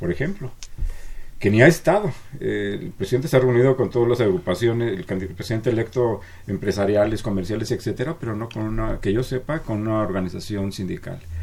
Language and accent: Spanish; Mexico